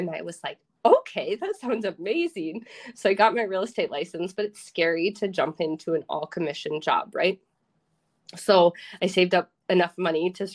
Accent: Minnesota, United States; also born or lived in Iowa / Austin, Texas; now in Rochester, United States; I wanted to move back home, but I didn't want to go to my hometown, and Rochester has a lot of opportunity

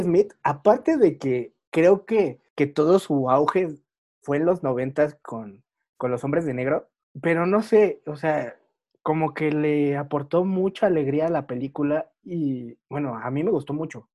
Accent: Mexico; los que somos mexicanos

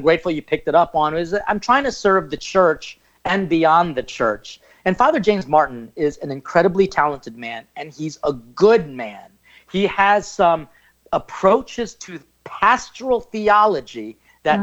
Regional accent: Philippines; I'm Filipino.

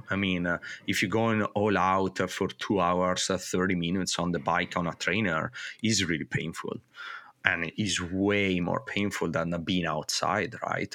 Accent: northern Italy, Italy; moved away as an adult; also born or lived in Mexico; growing up in Italy

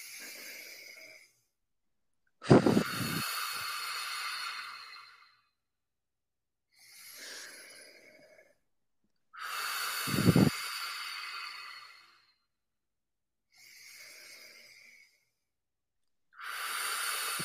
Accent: Midwest, United States; I grew up in the Midwest

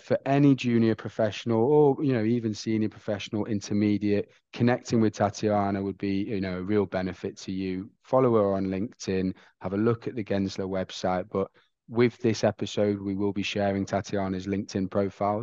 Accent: England, United Kingdom; I'm from England

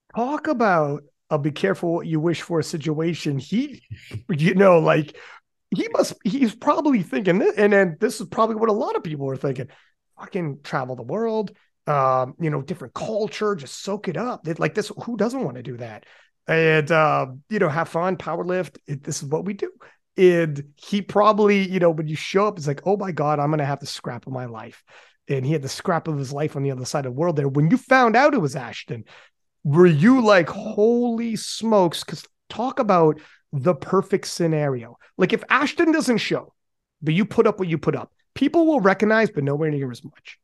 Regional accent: Canada; I'm from Canada

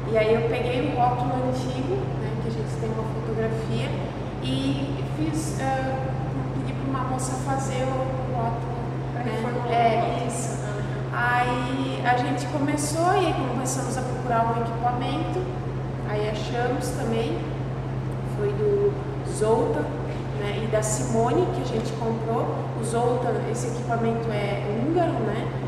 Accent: Rio dos Cedros, Santa Catarina, Brazil; now in Lages, Brazil; eu sou de Rio dos Cedros

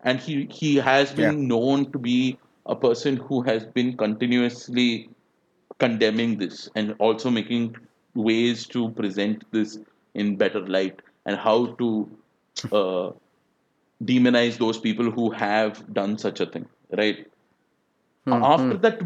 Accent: India; I'm from India

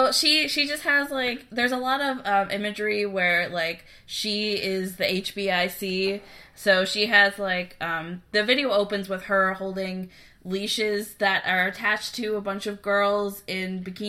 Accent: United States; we are American. We think we know a little bit about South Korean culture, but we are definitely not experts. We're not from South Korea. We have not lived in South Korea.

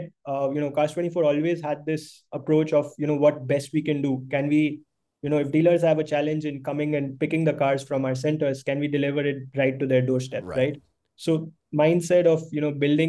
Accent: Mumbai, Maharashtra, India; also born or lived in Bangalore; I've basically been born and brought up in Bombay

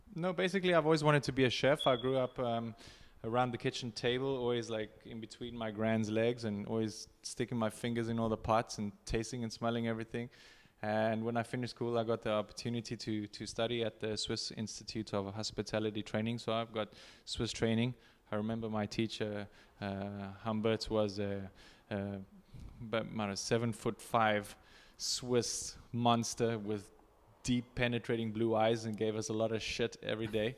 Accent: Cape Town, Western Cape, South Africa; moved away as an adult; also born or lived in Tijuana, Mexico; now in Ensenada, Mexico; I'm a South African guy. I'm a South African boy, Cape Town.

